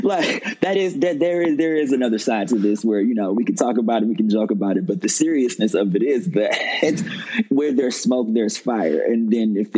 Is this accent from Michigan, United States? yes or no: yes; Detroit, Michigan, United States; moved away as an adult; now in New York, United States; me living in Detroit absolutely cultivated and created and molded a person in me that could survive here.